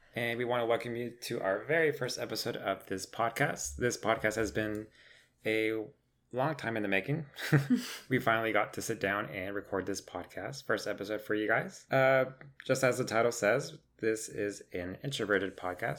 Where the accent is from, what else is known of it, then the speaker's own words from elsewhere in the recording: Crandall, Texas, United States; I grew up in Crandall all my life. I went to Crandall schools since pre K all the way through graduation.